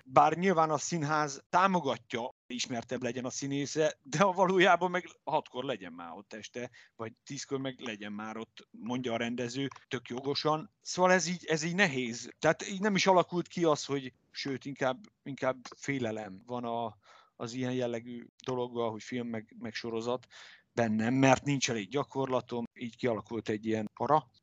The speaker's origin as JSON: {"language": "Hungarian", "town": "Debrecen", "region": "Hajdú-Bihar", "country": "Hungary", "tie": "born or raised there", "also_born_or_lived": "Budapest", "said": "én meg itt születtem, itt nőttem föl, és itt érettségiztem"}